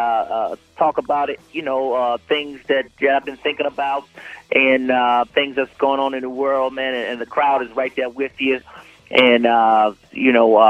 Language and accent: English; Atlanta, Georgia, United States; I'm from Atlanta